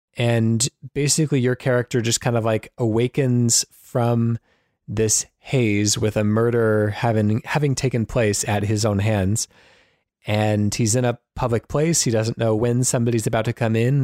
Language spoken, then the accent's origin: English; United States; as an American